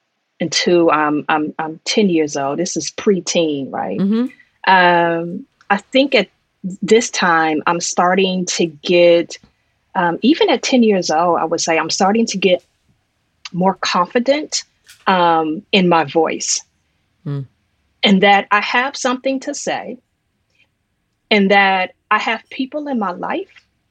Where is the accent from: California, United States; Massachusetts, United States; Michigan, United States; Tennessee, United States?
Michigan, United States; Detroit; moved away; also born or lived in New York City / South Freeport; I was born and raised in Detroit, and the summer times there were really, really special, particularly because I have parents who were part of the Great Migration